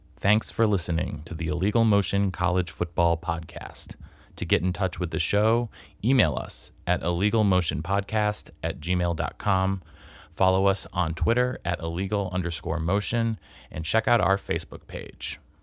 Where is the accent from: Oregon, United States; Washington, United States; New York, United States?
New York, United States; Pittsford; moved away; Pittsford, New York, my hometown of nine years